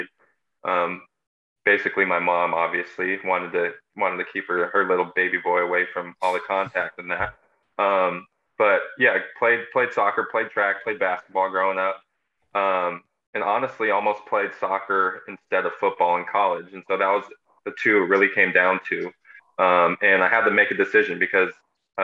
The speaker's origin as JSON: {"language": "English", "town": "Seattle", "region": "Washington", "country": "United States", "said": "I'm from Seattle, so originally I feel like you're born in the Seattle area."}